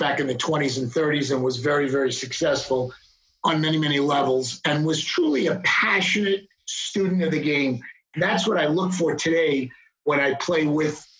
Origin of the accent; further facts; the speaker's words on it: Long Island, New York, United States; accent: New York; moved away as an adult; now in Dallas, United States; growing up on Long Island and being a New Yorker